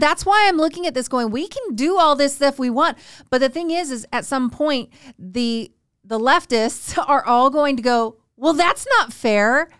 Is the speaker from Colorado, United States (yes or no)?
no; rural Northern California, United States; being from rural, like, Northern California, where it's all farmland